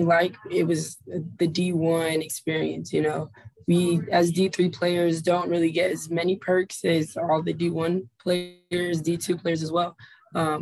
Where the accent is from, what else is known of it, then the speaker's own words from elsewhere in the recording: Cincinnati, Ohio, United States; I'm from the Cincinnati area